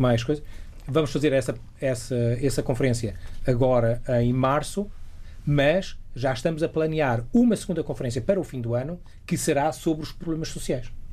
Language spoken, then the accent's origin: Portuguese; Portugal; now in Germany; nós tínhamos uh, a telescola aqui em Portugal. Eu ainda me lembro, uh, quando andava cá